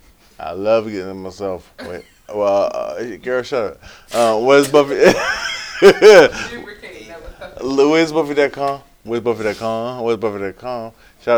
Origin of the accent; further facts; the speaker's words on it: Baltimore, Maryland, United States; I'm from West Baltimore.